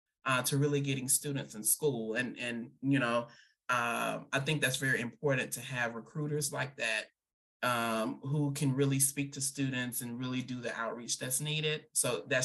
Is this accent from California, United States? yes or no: no; Tuscaloosa, Alabama, United States; I'm from Tuscaloosa, Alabama. I went to the Central High School